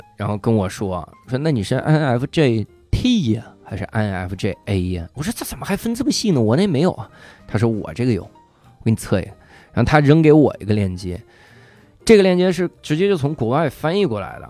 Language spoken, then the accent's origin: Chinese; China; 我是一个中国的单口喜剧演员